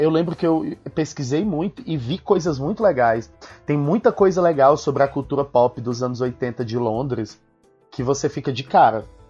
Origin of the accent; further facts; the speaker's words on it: Ceará, Brazil; Eu nasci em 87 no Brasil, no Ceará, então um pouco longe.